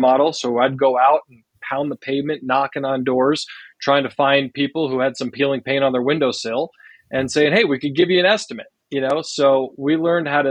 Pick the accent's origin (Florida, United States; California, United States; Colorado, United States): Colorado, United States; Boulder; also born or lived in Salt Lake City, Utah; I grew up in Boulder, Colorado.